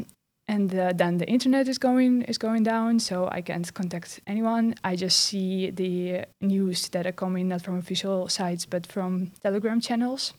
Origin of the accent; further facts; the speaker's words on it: Belarus; now in Netherlands; closely connected to my homeland, which is Belarus. I'm from Belarus